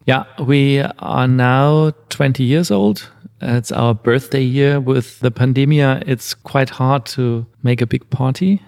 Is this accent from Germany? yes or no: yes; Bavaria, Germany; moved away as an adult; also born or lived in Paris / Vienna; I'm born in Bavaria in the south of Germany. Then I left this area